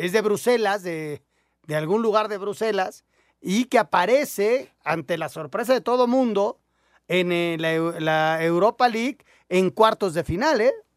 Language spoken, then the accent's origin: Spanish; Mexico; todos somos mexicanos